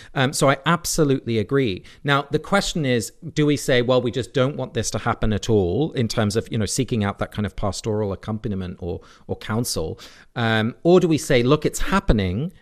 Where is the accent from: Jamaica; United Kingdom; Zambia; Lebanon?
United Kingdom; England; now in United States; I grew up in England.